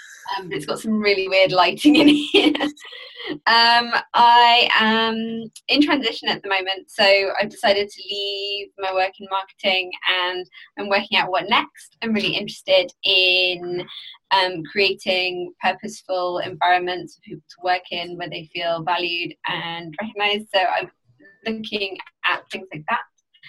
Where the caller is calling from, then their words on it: Berlin, Germany; I'm calling from Berlin right now.